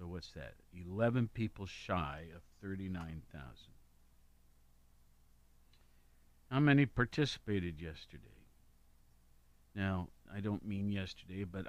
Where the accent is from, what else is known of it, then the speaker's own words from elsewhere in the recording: Worthington, Ohio, United States; now in Athens County, United States; I grew up in Worthington. So, Franklin County.